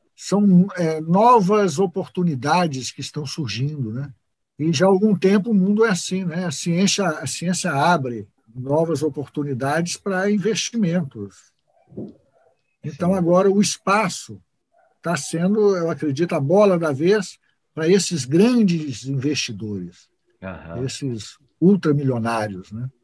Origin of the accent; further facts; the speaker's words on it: Brazil; nós somos brasileiros